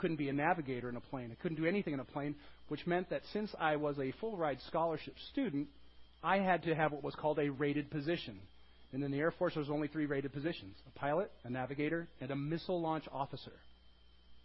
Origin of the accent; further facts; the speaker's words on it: Bay City, Michigan, United States; moved away; also born or lived in San Diego, California; I grew up in a small town called Bay City, Michigan